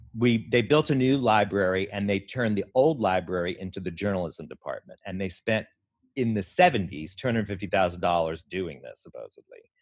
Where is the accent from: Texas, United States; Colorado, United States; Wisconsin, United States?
Texas, United States; moved away as an adult; also born or lived in Houston / New York; I was born in Texas